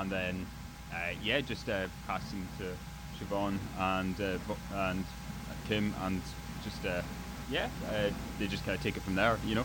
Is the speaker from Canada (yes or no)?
no; Outer Hebrides, Scotland, United Kingdom; moved away; I'm originally from the Outer Hebrides